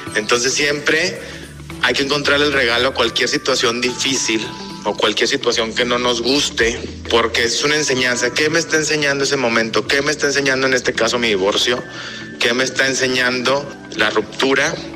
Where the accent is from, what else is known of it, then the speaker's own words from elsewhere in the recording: Mexico; moved away as an adult; also born or lived in Spain / Costa Rica; yo soy mexicano.